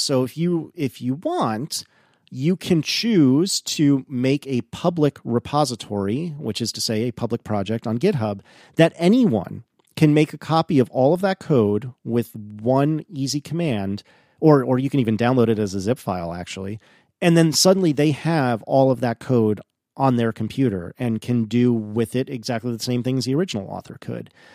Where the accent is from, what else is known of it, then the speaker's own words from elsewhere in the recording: East Coast, United States; a snooty East Coast American like me.